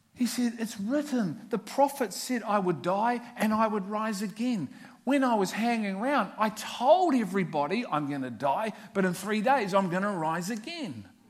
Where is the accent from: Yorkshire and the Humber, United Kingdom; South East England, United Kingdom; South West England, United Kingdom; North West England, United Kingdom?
North West England, United Kingdom; Liverpool; I'm from Liverpool. it's in the blood.